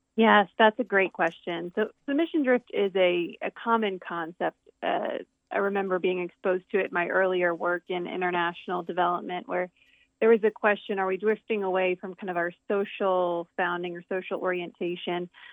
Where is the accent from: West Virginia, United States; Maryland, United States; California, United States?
Maryland, United States; right outside of Baltimore; now in Lancaster, United States; I grew up on the east coast of the United States in, in Maryland.